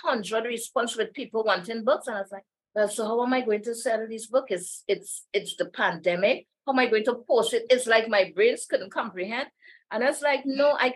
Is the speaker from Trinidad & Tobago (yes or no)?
yes; Trinidad & Tobago; I'm from Trinidad